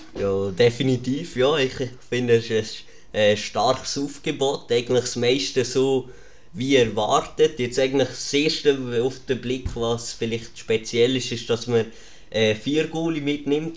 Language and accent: German; Lucerne, Switzerland; als Luzerner